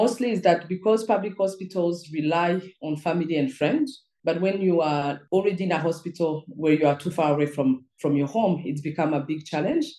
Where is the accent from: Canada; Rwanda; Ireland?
Rwanda; also born or lived in Belgium; from Rwanda